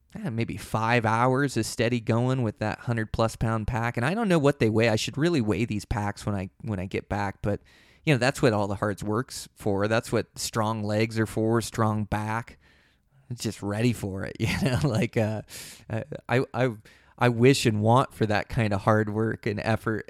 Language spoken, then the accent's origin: English; Pacific Northwest, United States; I was born and raised in the Pacific Northwest